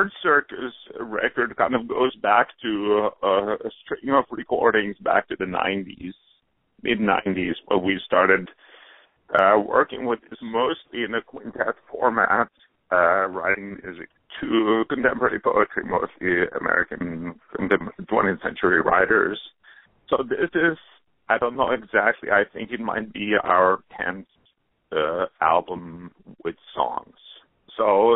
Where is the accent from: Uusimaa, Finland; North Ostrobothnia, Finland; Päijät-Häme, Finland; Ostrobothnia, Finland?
Uusimaa, Finland; Helsinki; moved away as an adult; now in New York, United States; Yes, I grew up there, only came to the States in my early 20s